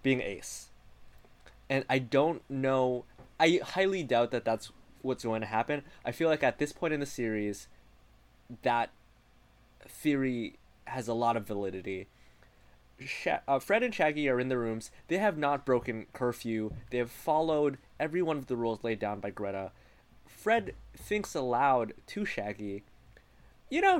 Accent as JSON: {"language": "English", "country": "Canada", "said": "I hail from a bilingual country where like French words are very often pronounced the way that they are pronounced in French"}